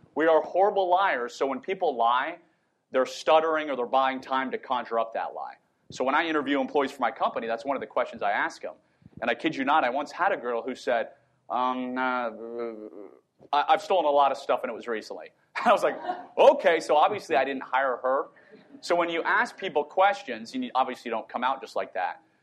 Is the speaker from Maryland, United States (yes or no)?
no; Northern Virginia, United States; moved away as an adult; also born or lived in Southern Utah; now in Utah, United States; so I live in southern Utah right now. I was born and raised in Virginia